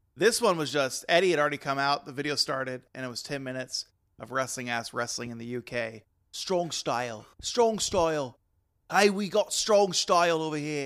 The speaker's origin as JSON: {"language": "English", "region": "Texas", "country": "United States", "said": "I'm Texan"}